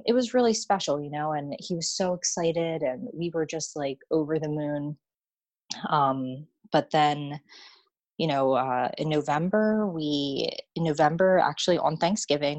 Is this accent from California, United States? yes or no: no; Washington Township, New Jersey, United States; also born or lived in Monroeville, New Jersey; I was born and raised in Washington Township, New Jersey